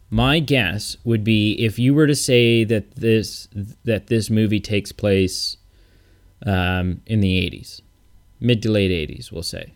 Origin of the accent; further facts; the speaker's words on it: Canada; I'm so Canadian